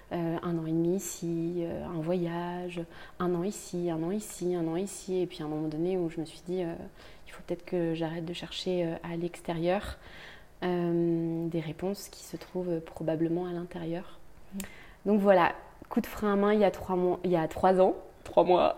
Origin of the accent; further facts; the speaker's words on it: Brittany, France; je viens de Bretagne